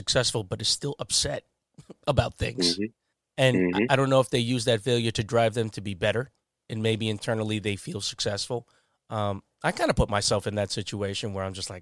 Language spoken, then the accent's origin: English; Long Island, New York, United States; I was just from Long Island